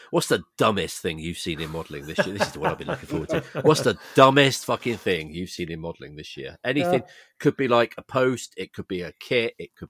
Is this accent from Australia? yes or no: no; England, United Kingdom; I'm English.